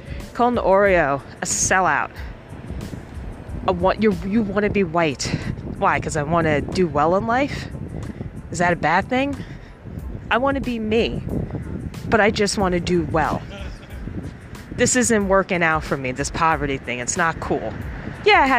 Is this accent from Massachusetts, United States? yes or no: no; New York City, New York, United States; I grew up in Harlem.